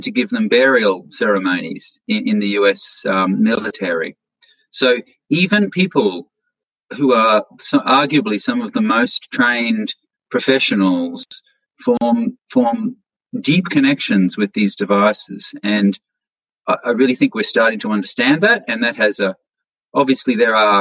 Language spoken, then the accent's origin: English; Australia; now in United States; I'm originally an Australian, and I live in the United States, and I travel back to Australia.